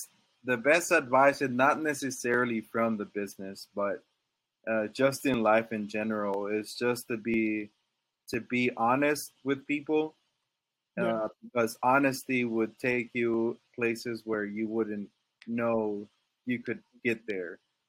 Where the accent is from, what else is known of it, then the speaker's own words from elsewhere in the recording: Dallas, Texas, United States; also born or lived in Monterrey, Mexico / Laredo / San Antonio; Well, I was born in Monterrey, Mexico. So I guess you could say from there, we moved to Dallas.